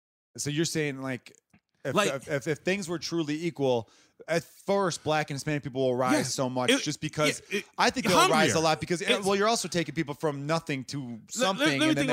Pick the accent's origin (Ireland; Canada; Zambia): Ireland; Yeah. Because I'm Irish. I think Irish people are the best.